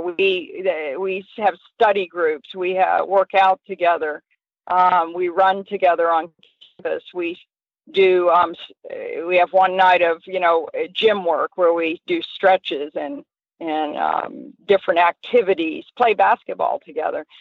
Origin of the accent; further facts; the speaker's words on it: Southern Pines, North Carolina, United States; I grew up in Southern Pines, which really is a hunter jumper